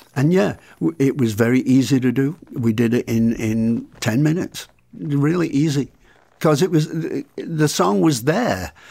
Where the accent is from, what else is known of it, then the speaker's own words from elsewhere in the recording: Salford, North West England, United Kingdom; also born or lived in Blackpool; I was born in Blackpool. I lived, I lived in a s, uh, in Salford, which is a, one of the slums of England, which is a suburb of Manchester